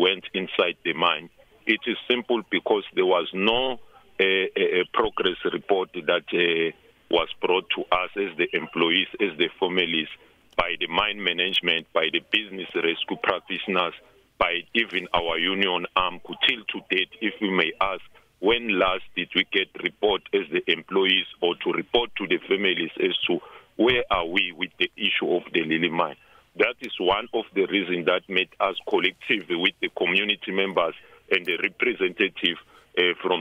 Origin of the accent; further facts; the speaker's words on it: South Africa; we as South African